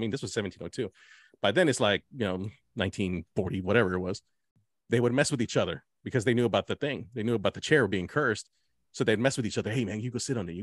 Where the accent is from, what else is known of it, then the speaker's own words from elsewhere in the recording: Dallas, Texas, United States; We're from Dallas.